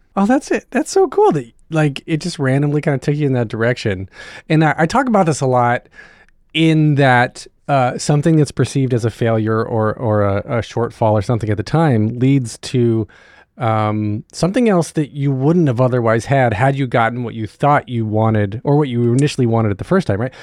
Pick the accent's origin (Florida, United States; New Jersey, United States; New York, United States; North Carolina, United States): North Carolina, United States; I grew up in North Carolina